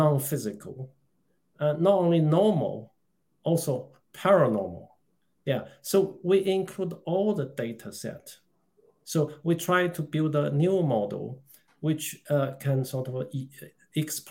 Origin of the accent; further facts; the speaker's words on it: China; moved away as an adult; now in United Kingdom; I was born in China. I came to this country in 1980s as a student